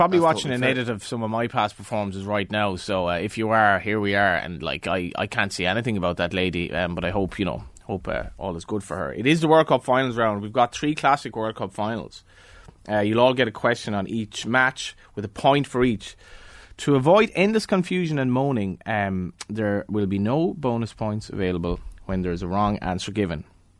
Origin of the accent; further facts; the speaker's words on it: Galway, Connacht, Ireland; now in Dublin, Ireland; I've spent more time in Dublin now than Galway comfortably, and I don't think I've lost my accent.